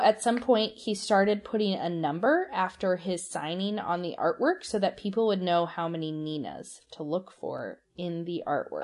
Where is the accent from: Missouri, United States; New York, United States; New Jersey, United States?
Missouri, United States; St. Louis; Saint Louis, my hometown